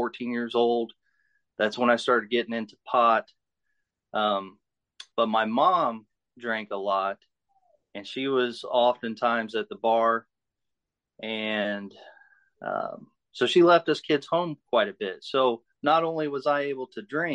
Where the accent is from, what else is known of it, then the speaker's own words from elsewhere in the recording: Muncie, Indiana, United States; I'm from Muncie, Indiana. I was born here in Muncie, raised in Muncie, live in Muncie now.